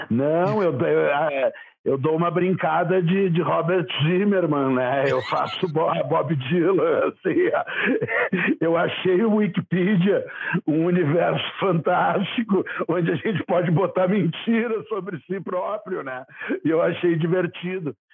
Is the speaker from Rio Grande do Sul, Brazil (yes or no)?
yes; Porto Alegre, Rio Grande do Sul, Brazil; born there; eu nasci em Porto Alegre mesmo, mas não conta para ninguém.